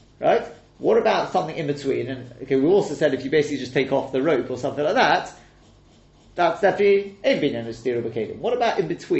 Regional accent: England, United Kingdom; moved away; So for me in England, or me as being English

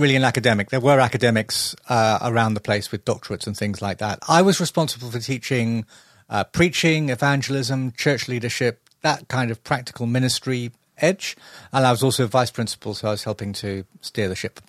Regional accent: London, United Kingdom; also born or lived in Epsom / Muswell Hill, London; I was originally from South London, um, Epsom Way. So I was almost literally born in a stable.

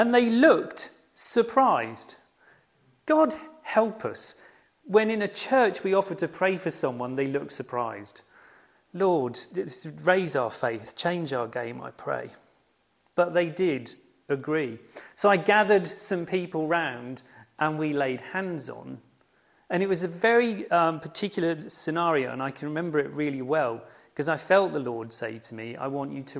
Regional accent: United Kingdom; we are very British

